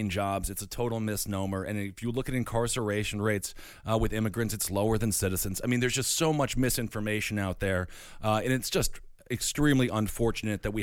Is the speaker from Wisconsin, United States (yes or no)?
yes; Wisconsin, United States; I'm from Wisconsin